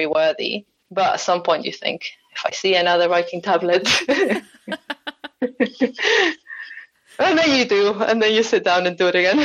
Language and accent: English; Argentina; also born or lived in Durham; now in London, United Kingdom; I'm originally from Argentina